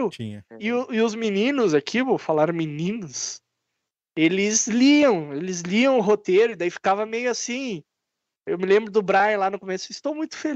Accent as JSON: {"language": "Portuguese", "town": "Barbacena", "region": "Minas Gerais", "country": "Brazil", "tie": "born or raised there", "said": "Ah, eu, quando cresci lá em Barbacena, quando era pequeno"}